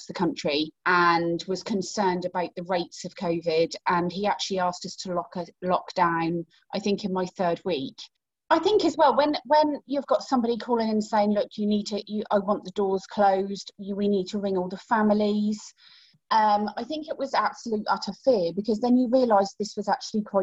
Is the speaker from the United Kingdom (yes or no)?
yes; Great Yarmouth, East of England, United Kingdom; in my hometown of Great Yarmouth